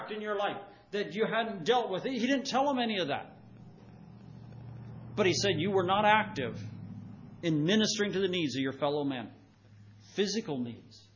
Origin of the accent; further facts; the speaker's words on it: United States; we do as American Christians